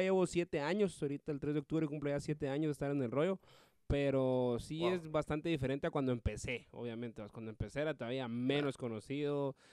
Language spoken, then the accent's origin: Spanish; Guatemala; comediante de aquí de Guate